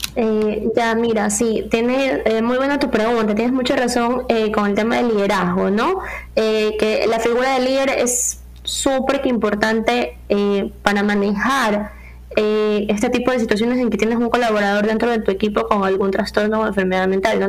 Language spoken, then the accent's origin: Spanish; Ecuador; como sociedad ecuatoriana